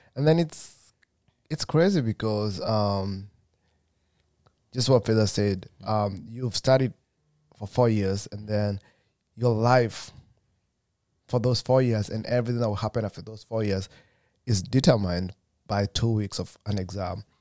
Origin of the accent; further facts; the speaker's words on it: Kenya; moved away as an adult; I'm from Kenya as well